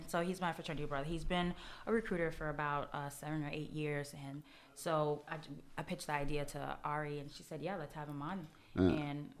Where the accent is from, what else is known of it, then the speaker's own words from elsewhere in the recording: Miami, Florida, United States; now in New York, United States; I'm from Miami